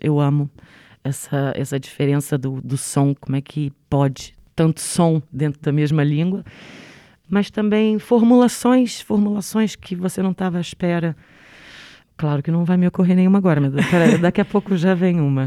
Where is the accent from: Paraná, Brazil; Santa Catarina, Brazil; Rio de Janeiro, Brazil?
Rio de Janeiro, Brazil; accent: Rio (carioca); moved away; also born or lived in Três Corações, Minas Gerais, Brazil; Eu nasci em Minas Gerais, mas vivi no Rio de Janeiro, então tenho sotaque do Rio. Sou reconhecida como carioca